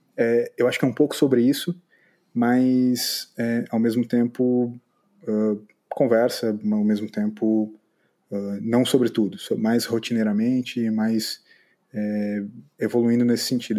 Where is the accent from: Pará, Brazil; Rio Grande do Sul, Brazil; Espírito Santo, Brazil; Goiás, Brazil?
Rio Grande do Sul, Brazil; São Leopoldo; moved away as an adult; now in Florianópolis, Brazil; moro em Florianópolis nesse momento. Sou de São Leopoldo